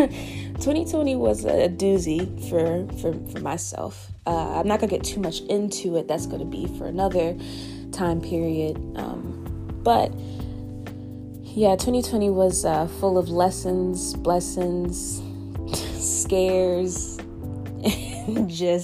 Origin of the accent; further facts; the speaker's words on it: Richmond, Virginia, United States; moved away as an adult; also born or lived in Augusta, Georgia; my home state, Richmond, Virginia